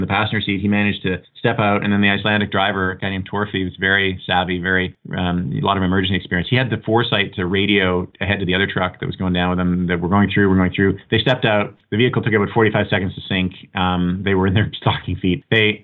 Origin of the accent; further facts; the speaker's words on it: Canada; I'm a Canadian by birth